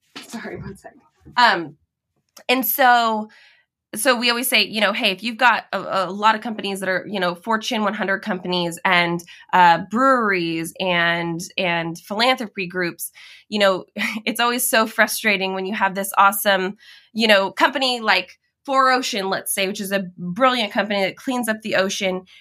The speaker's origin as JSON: {"language": "English", "region": "Washington", "country": "United States", "tie": "born or raised there", "moved": "yes", "lives_now": "Oregon, United States", "said": "I grew up in Washington, just, you know, a border away, a state away"}